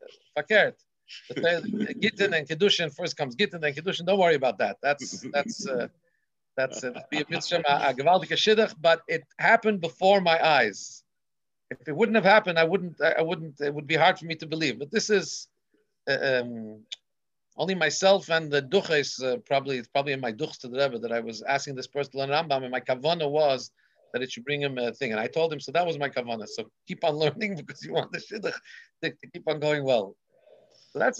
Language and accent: English; Melbourne, Victoria, Australia; my grandfather's bookstore, Cantor's bookstore in Melbourne, Australia, where I grew up on St. Kilda Road